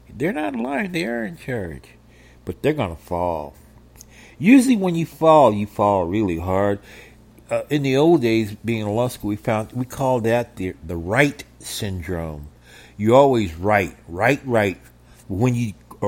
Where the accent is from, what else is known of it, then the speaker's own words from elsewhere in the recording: United States; the kids I grew up with in Roseman